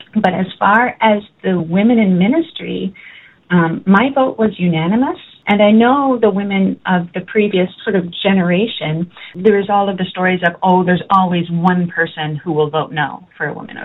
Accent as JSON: {"language": "English", "town": "Halifax", "region": "Nova Scotia", "country": "Canada", "tie": "born or raised there", "said": "I was born in Halifax, Nova Scotia my parents both attended Bedford Baptist Church, and so that's where I started life. Our family never moved"}